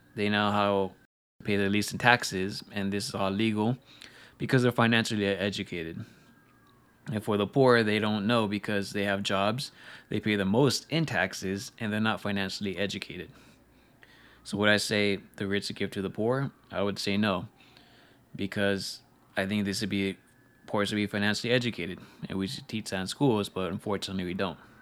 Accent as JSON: {"language": "English", "country": "United States", "said": "As American"}